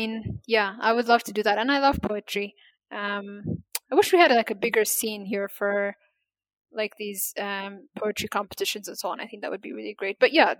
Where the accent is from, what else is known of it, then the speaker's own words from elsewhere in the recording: Ethiopia; first language Amharic; English is a second language; And that means girls or women in my native language, Amharic.